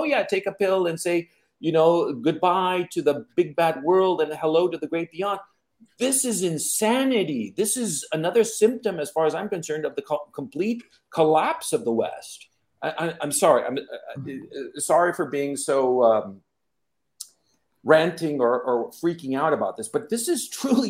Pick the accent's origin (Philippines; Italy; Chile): Chile; I can speak as a Latin American. You know, I'm from Chile